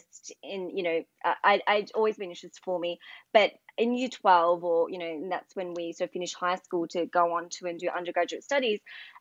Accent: Melbourne, Victoria, Australia; also born or lived in Cairns, Queensland; I'm from Melbourne

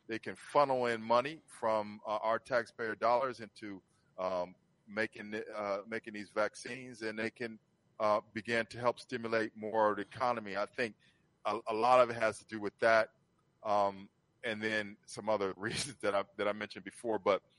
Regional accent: Ohio, United States; born there; I was born in Ohio.

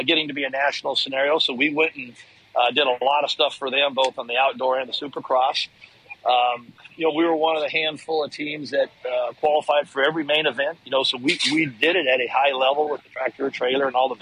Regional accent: Texas, United States; Got to the local pro level growing up in Texas

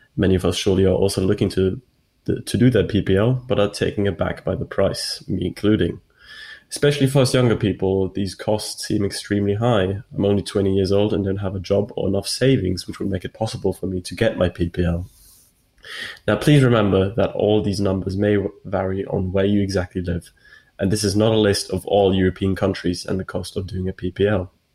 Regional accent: Switzerland; my home country, Switzerland

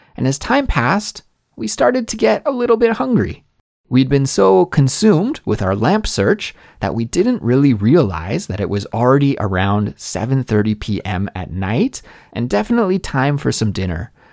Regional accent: Canada; moved away as an adult; also born or lived in Korea; now in South Korea; my home country of Canada

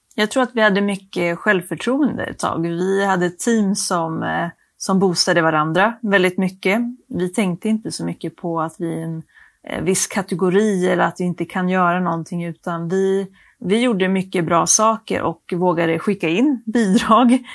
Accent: Skellefteå, Västerbotten County, Sweden; moved away; jag kom från Skellefteå från början

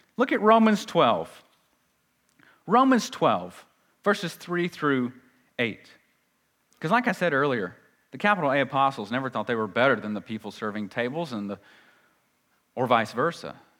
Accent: United States; We're very American

